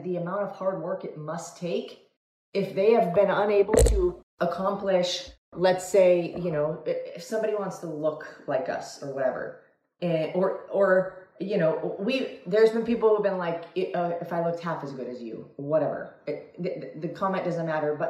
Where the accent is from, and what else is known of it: Italy; English is a second language